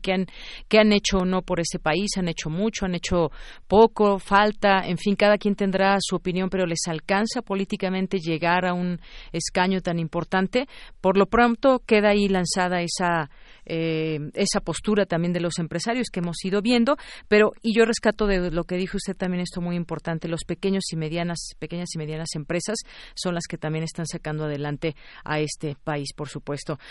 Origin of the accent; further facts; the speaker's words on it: Mexico; como mexicanos